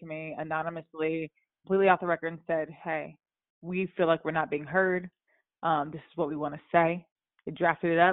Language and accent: English; the South, United States; I'm from the South